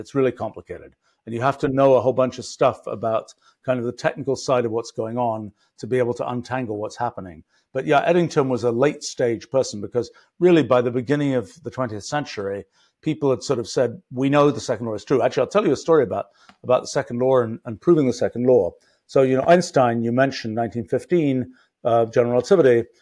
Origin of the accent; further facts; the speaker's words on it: England, United Kingdom; I was graduating from English elementary school